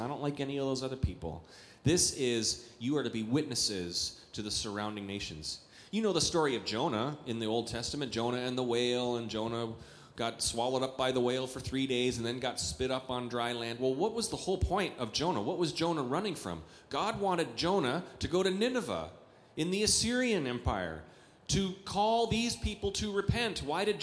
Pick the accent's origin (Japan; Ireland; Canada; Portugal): Canada; also born or lived in Eagan, Minnesota; now in United States; I grew up in Canada, which is not, I'm a Canadian